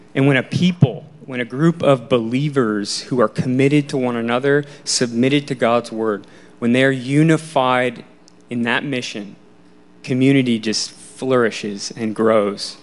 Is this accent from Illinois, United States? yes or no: yes; Wheaton, Illinois, United States; I grew up in Wheaton, Illinois, um, a west suburb of Chicago